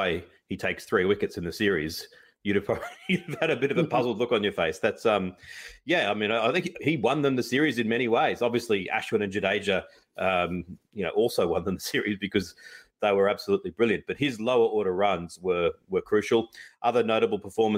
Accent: Australia; as an Aussie

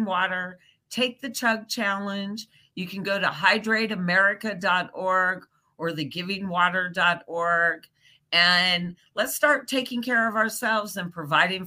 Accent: Nebraska, United States; I am from Nebraska myself

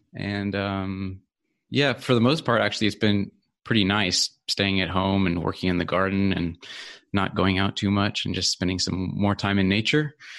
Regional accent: California, United States; moved away as an adult; also born or lived in Sweden; now in Australia; so I grew up in California, actually. Um, so that's where I lived for uh, the first uh, about 20 years of my life

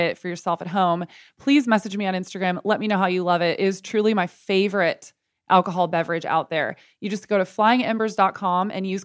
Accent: United States; moved away as an adult; also born or lived in San Antonio, Texas / Telluride, Colorado / Boulder, Colorado / Los Angeles, California; I was born in San Antonio, Texas, and then I went to school in Boulder, Colorado. And I have spent half my childhood living in Telluride, Colorado.

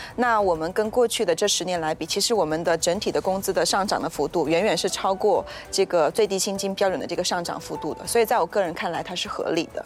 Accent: Malaysia; 作为马来西亚人

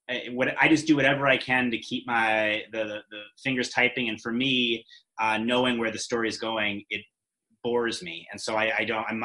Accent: England, United Kingdom; we're English people, so we don't really know

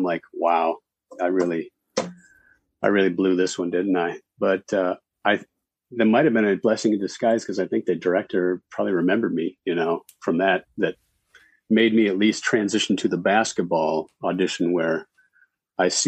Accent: Minnesota, United States; moved away as an adult; also born or lived in Denver; now in Los Angeles, United States; I played basketball growing up, so. Mm-hmm. But I'm from Minnesota.

